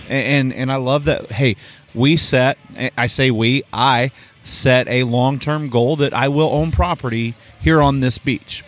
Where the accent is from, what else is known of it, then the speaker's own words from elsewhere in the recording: Oklahoma, United States; moved away; I'm from Oklahoma